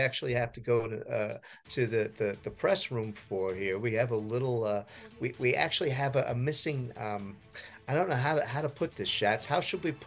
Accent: New Jersey, United States; I grew up in New Jersey

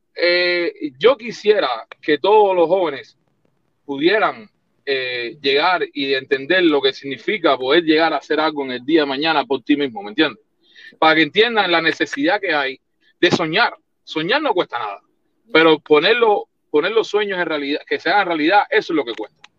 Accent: Cuba; moved away as an adult; now in United States

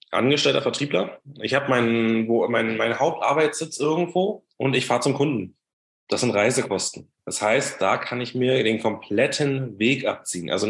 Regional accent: Brandenburg, Germany; ich komme aus, ursprünglich aus der Nähe von Berlin, habe da auch lange gewohnt bis dieses Jahr und bin jeden Tag nach Berlin reingependelt.

